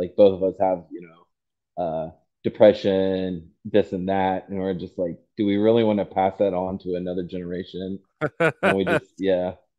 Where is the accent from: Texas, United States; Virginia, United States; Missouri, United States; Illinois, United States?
Virginia, United States; moved away as an adult; now in Georgia, United States; Oh, originally, I grew up, I was born and raised in Virginia.